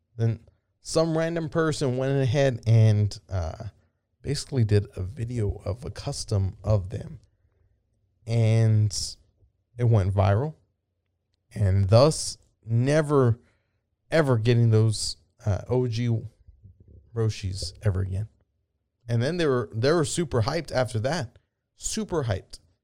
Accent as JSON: {"language": "English", "town": "San Antonio", "region": "Texas", "country": "United States", "said": "I'm from San Antonio, Texas"}